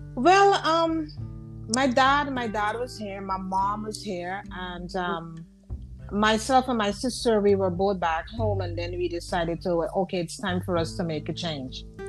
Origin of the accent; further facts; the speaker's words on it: Guyana; now in New York, United States; I am originally I'm from I'm from Guyana.